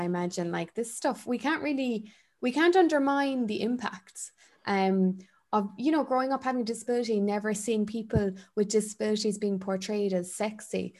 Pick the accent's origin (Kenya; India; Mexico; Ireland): Ireland